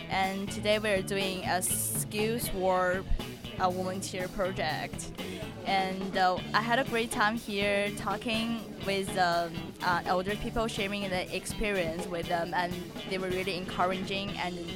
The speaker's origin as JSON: {"language": "English", "country": "China", "said": "I'm from China and uh, I'm a student from UCL."}